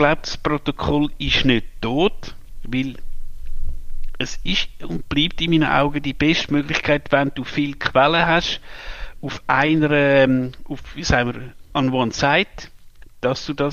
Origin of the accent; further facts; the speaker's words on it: Switzerland; als Schweizer äh, müsste mir jetzt sagen, ich bin ein Verräter